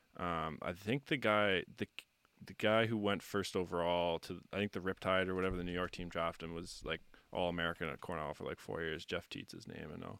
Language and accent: English; Halifax, Nova Scotia, Canada; growing up in Halifax